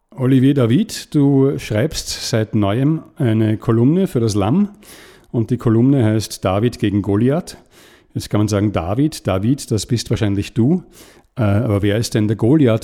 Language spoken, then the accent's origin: German; Vienna, Austria; ich bin in Wien aufgewachsen, im 20. Bezirk, das ist ein alter Arbeiterbezirk